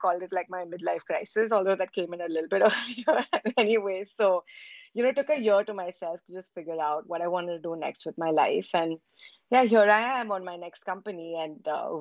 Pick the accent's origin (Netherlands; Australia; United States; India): India; born and raised in India.